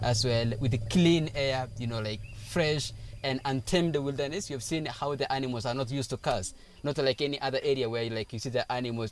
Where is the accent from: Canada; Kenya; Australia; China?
Kenya; Samburu County; I came from Samburu, which is still northern part of Kenya. We are a nomadic tribe